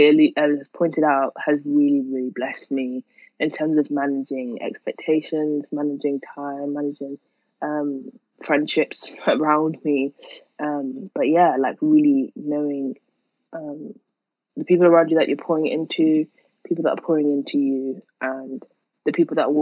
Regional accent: Manchester, North West England, United Kingdom; accent: Manchester; my Manchester accent

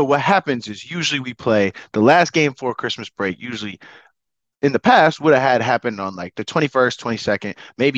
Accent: Boston, Massachusetts, United States; moved away as an adult; also born or lived in Omaha, Nebraska; I'm from Boston, Massachusetts.

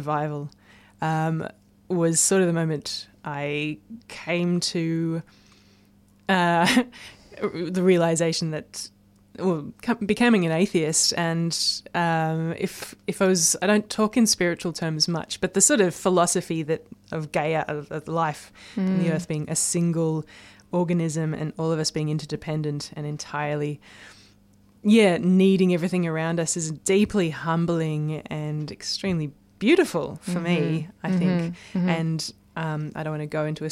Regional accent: Blue Mountains, near Sydney, New South Wales, Australia; I grew up in the Blue Mountains, which is near Sydney

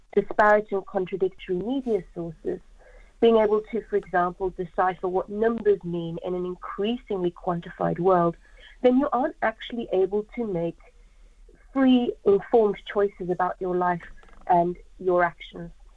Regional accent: South Africa; now in United Kingdom; I'm from South Africa

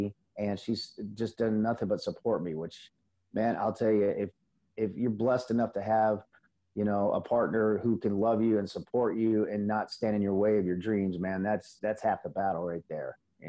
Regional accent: Missouri, United States; also born or lived in Illinois / North Carolina; I originally was born in Illinois and moved to Missouri when I was a kid. Right. And my dad had gotten custody of me, and he'd gotten remarried. So we moved to North Carolina, Jacksonville, out there at Cherry Point.

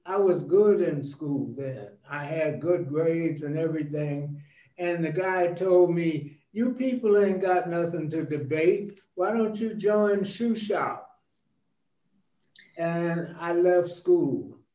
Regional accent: Los Angeles, California, United States; also born or lived in Cleveland, Ohio; I grew up in Watts. We came to California from Cleveland, Ohio in 1936.

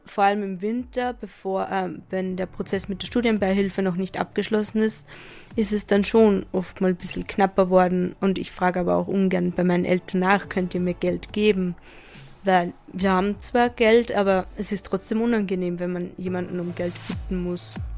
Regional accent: Upper Austria, Austria; moved away as an adult; now in Vienna, Austria; ich komme halt vom Land aus Oberösterreich

